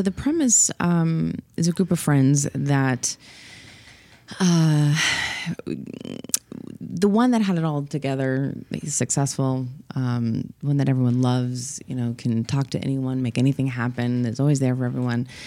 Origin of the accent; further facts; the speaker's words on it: Los Angeles, California, United States; born and raised in Los Angeles.